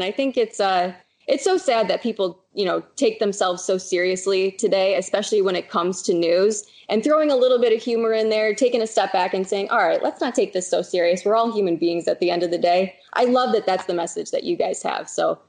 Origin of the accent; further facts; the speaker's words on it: Michigan, United States; moved away as an adult; now in San Diego, United States; So I'm originally from Michigan, packed up, moved all the way out to San Diego